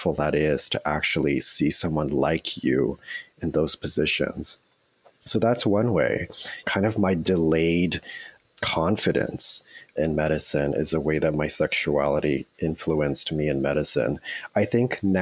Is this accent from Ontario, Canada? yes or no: yes; Toronto, Ontario, Canada; moved away as an adult; now in Vancouver, Canada; I grew up in Toronto in the Etobicoke area. So I was born and raised there.